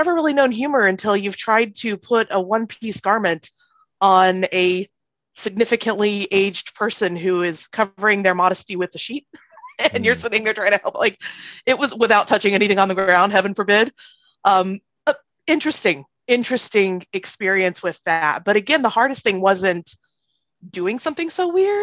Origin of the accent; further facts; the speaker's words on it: South Carolina, United States; moved away as an adult; also born or lived in Hawaii; I'm the child of converts and I grew up in South Carolina